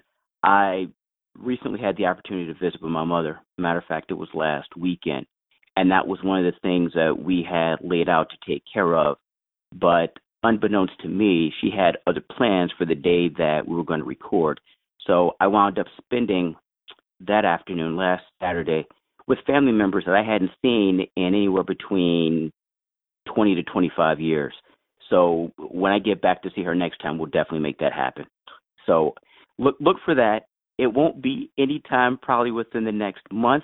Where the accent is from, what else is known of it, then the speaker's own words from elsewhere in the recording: St. Louis, Missouri, United States; now in Washington, D.C., United States; Originally, I was born and raised in St. Louis, Missouri, here in the United States. And I currently reside in the Washington, D.C. metro area.